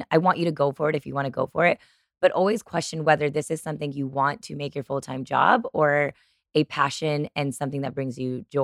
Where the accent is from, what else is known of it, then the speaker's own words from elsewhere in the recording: Chicago, Illinois, United States; I'm from Chicago